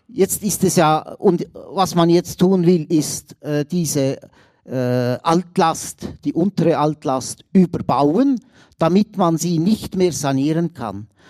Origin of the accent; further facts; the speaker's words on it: Aargau, Switzerland; ich bin Aargauer und bin natürlich auch in ehemaligem Kolonialgebiet aufgewachsen